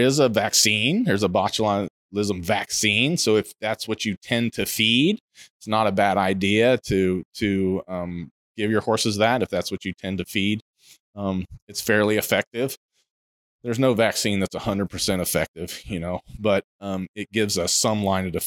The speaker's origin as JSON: {"language": "English", "region": "Ohio", "country": "United States", "tie": "born or raised there", "moved": "yes", "said": "I grew up in Ohio. I grew up in the Midwest."}